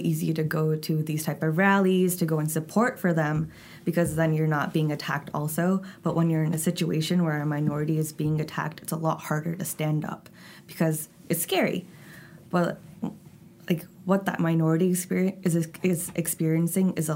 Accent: United States; I was born in this country, but my parents are immigrants.

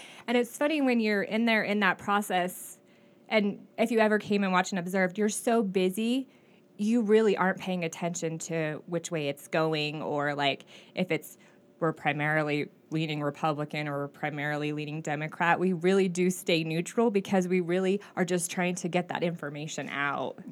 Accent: Klamath Falls, Oregon, United States; I was born and raised in Klamath Falls

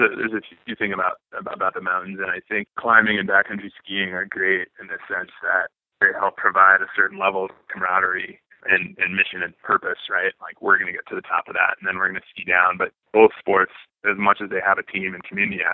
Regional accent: South Dakota, United States; moved away; growing up in South Dakota

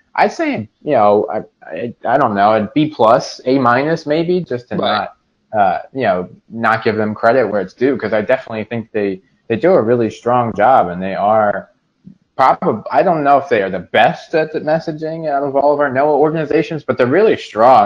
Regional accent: Salem County, New Jersey, United States; also born or lived in Mount Laurel, Burlington County, New Jersey; I was originally from Salem County. Uh, I uh, lived there for the first uh, 18 years of my life

